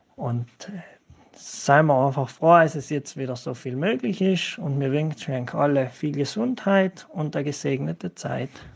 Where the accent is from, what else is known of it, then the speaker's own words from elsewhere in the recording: Völs am Schlern, Trentino-Alto Adige, Italy; komme aus Völs